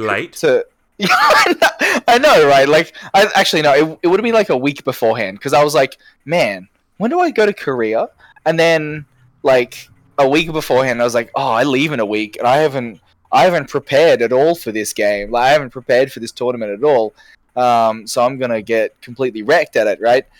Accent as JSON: {"language": "English", "town": "Brisbane", "region": "Queensland", "country": "Australia", "tie": "born or raised there", "said": "I've born I've been born and raised in Brisbane my entire life."}